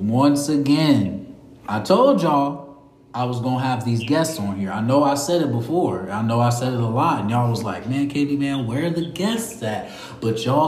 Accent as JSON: {"language": "English", "region": "Ohio", "country": "United States", "moved": "yes", "lives_now": "Springfield, United States", "said": "I'm from Ohio"}